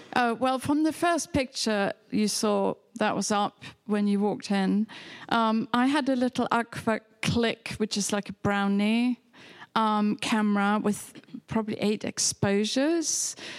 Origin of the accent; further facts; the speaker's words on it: Hamburg, Germany; English is a second language; moved away as an adult; also born or lived in England; now in New York, United States; I was born in near Hamburg on the River Elbe